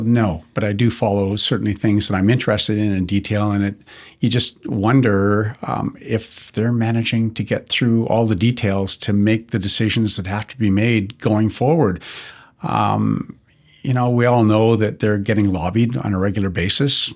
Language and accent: English; Kelowna, British Columbia, Canada; growing up in Kelowna